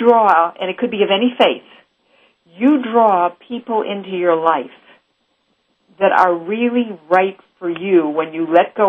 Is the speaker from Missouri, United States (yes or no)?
yes; Missouri, United States; because I'm from Missouri, which means the show me state.